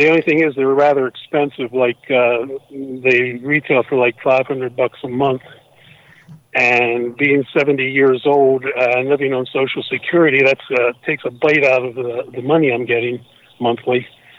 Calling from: Pennsylvania, United States; I'm calling from Pennsylvania.

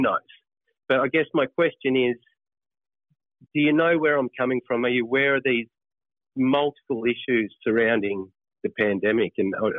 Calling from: Australia; I'm calling from Australia.

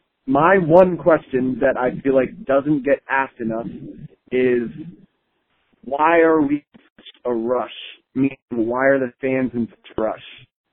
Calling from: Pennsylvania, United States; I'm calling from Pennsylvania.

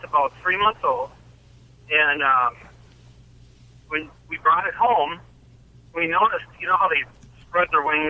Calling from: Illinois, United States; Well, I'm somewhere in southern Illinois, headed to Minnesota.

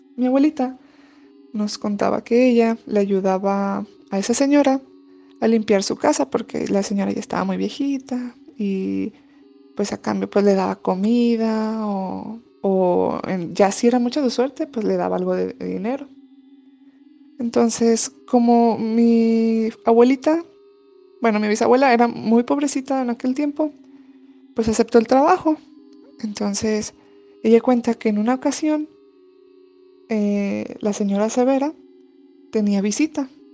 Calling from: Saltillo, Coahuila, Mexico; te mando saludos desde Saltillo, Coahuila

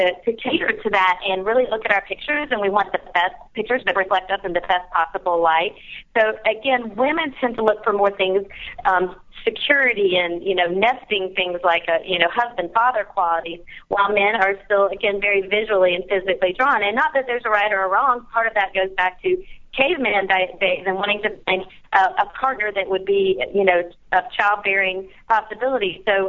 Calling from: Charleston, South Carolina, United States; It's Charleston, South Carolina.

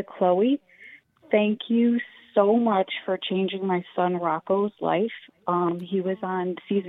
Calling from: Newport, Rhode Island, United States; I'm calling from Newport, Rhode Island.

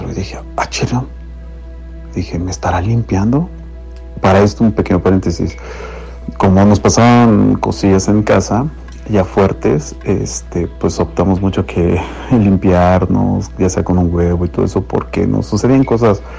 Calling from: Cuautitlán Izcalli, State of Mexico, Mexico; Un gusto saludarles … de Iscali.

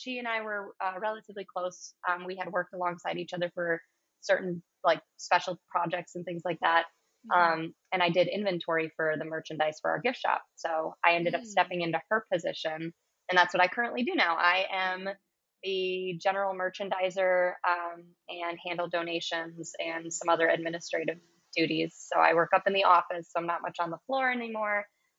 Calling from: Milwaukee, Wisconsin, United States; I'm calling from Lakefront Brewery in Milwaukee, Wisconsin.

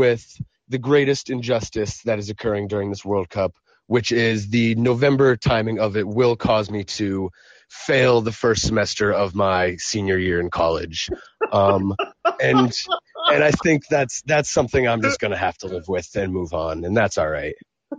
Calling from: Burlington, Vermont, United States; I'm calling from Burlington, Vermont right now.

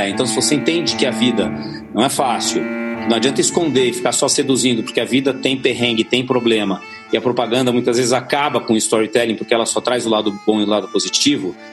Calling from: São Paulo, Brazil; de São Paulo.

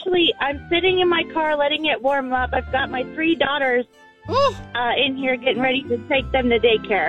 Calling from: Belton, Missouri, United States; I'm calling from Belton, Missouri.

